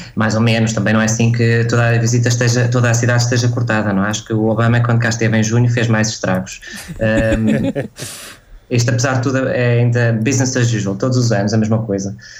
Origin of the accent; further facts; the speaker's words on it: Guimarães, Braga, Portugal; moved away as an adult; now in Sweden; o Natal é para passar em Guimarães, que é de onde eu sou, é de lá que está a minha família